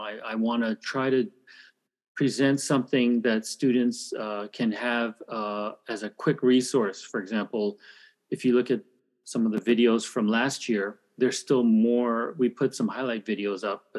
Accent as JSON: {"language": "English", "town": "Toronto", "region": "Ontario", "country": "Canada", "tie": "born or raised there", "also_born_or_lived": "United States / Calgary, Alberta / Korea", "moved": "as an adult", "lives_now": "Seoul, South Korea", "said": "I'm Korean, but I was born in America and grew up in Canada. We moved to Canada when I was one, so I basically grew up in Canada"}